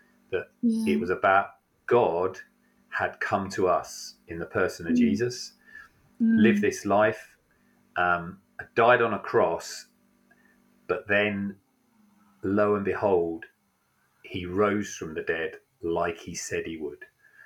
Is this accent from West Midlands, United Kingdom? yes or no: no; Isle of Wight, South East England, United Kingdom; moved away as an adult; now in Rugby, United Kingdom; So I grew up on the Isle of Wight, which, if you know it, I have to say is a rough hood.